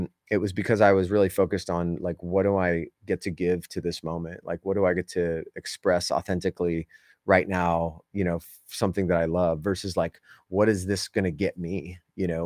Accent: Southern California, United States; moved away; I grew up in Southern California

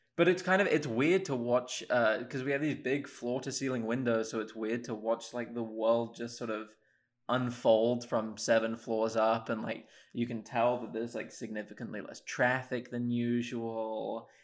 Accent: Oxford, South East England, United Kingdom; moved away as an adult; now in Ann Arbor, United States; I'm from Oxford in England originally.

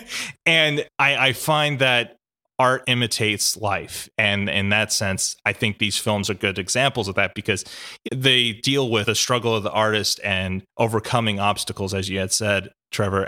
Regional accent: Australia; our cultural history in Australia

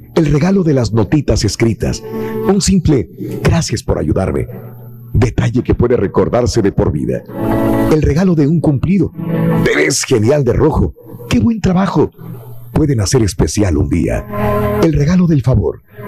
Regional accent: Matamoros, Tamaulipas, Mexico; yo era de Mata, soy de Matamoros

